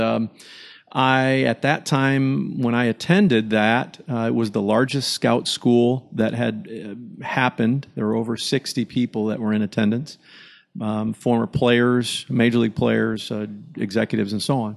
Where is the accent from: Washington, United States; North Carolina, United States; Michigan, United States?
Michigan, United States; growing up in Michigan